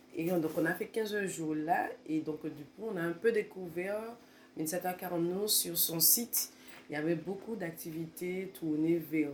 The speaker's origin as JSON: {"language": "French", "country": "Martinique", "moved": "yes", "said": "quand je suis retournée en Martinique"}